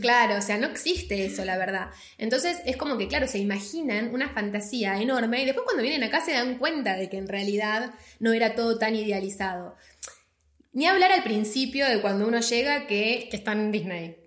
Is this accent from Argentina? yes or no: yes; Argentina; moved away; nosotros somos argentinas